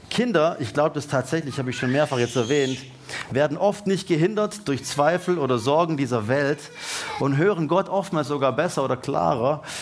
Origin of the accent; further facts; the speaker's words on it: Baden-Württemberg, Germany; Und jetzt denken wir natürlich als Deutsche und als Baden-Württemberger und als Schwaber halt mal.